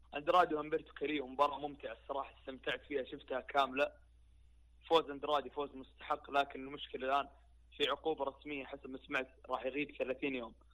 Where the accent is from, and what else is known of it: Saudi Arabia